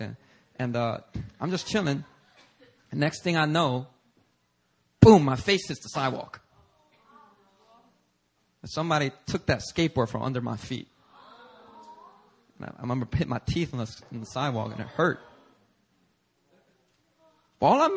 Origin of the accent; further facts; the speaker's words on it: Philadelphia, Pennsylvania, United States; English is a second language; growing up on the streets of Philadelphia